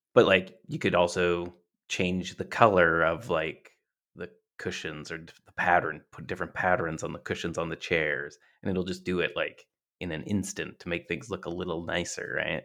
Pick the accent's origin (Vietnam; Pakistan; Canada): Canada; we're from Canada